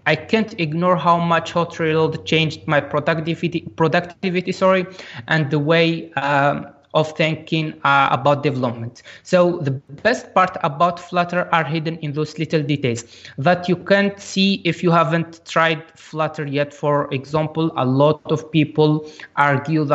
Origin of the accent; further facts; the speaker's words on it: Algeria; I am from Algeria and I worked remotely with that company in Egypt.